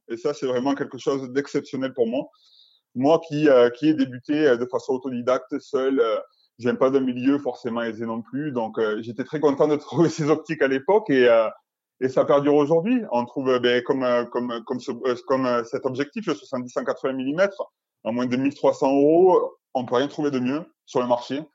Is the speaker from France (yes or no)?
yes; Albi, Occitania, France; je viens de Toulouse, euh, d'Albi plus précisément, peut côté Toulouse.